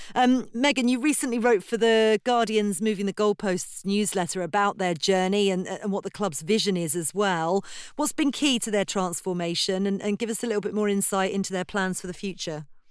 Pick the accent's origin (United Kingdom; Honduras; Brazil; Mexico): United Kingdom; as a Brit